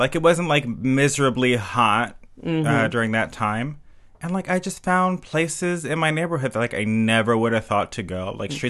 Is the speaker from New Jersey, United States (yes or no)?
yes; Burlington Township, New Jersey, United States; now in Weehawken, United States; I am from Burlington Township, New Jersey.